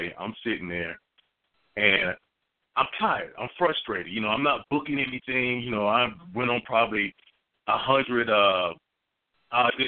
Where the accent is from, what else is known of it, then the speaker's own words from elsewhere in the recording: Dayton, Ohio, United States; moved away; I'm from Dayton, Ohio.